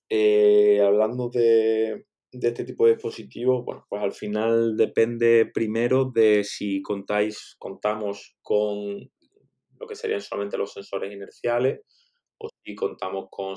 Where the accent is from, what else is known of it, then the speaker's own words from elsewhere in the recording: Málaga, Andalusia, Spain; moved away as an adult; also born or lived in China; estando ahora en Málaga, que bueno, pues como comentabas, para que no lo sepa, resulta que, es mi ciudad natal además